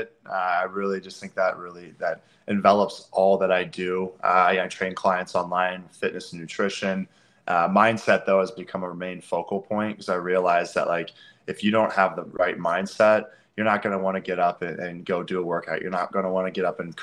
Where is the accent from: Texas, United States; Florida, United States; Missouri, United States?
Missouri, United States; Eureka; I grew up in Eureka, Missouri.